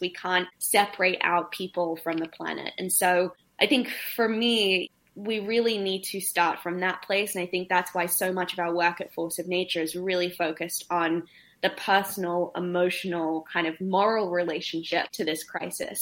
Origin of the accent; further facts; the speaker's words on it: Australia; australia my home country